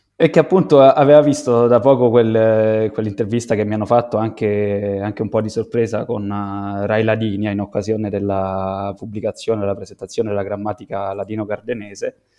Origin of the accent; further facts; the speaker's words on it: Santi Cosma e Damiano, Lazio, Italy; vengo da Santi Cosma e Damiano, un paesino rurale di duemilacinquecento persone